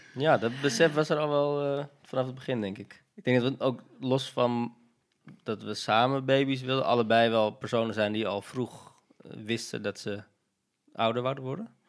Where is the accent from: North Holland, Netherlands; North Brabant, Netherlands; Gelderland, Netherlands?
North Holland, Netherlands; Amsterdam; we zijn allebei opgegroeid in de Watergraasmeer ook